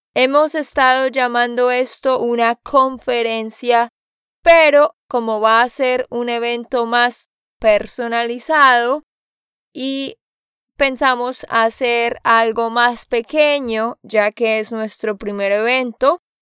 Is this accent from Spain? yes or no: no; Santander, Colombia; de Santander, Colombia